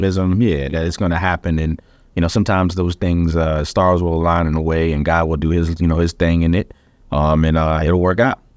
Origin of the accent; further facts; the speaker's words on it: the South, United States; I'm from the South